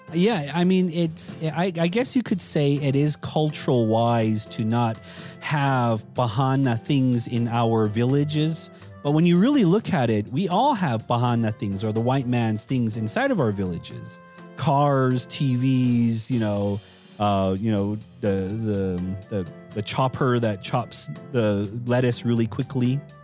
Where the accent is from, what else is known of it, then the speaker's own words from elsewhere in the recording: Tuba City, Arizona, United States; when I was growing up in Tuba City